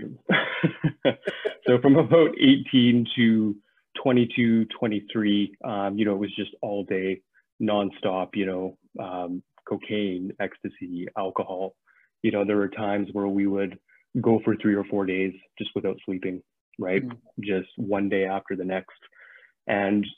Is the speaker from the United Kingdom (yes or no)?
no; Saskatchewan, Canada; moved away as an adult; now in Vancouver, Canada; I grew up in Saskatchewan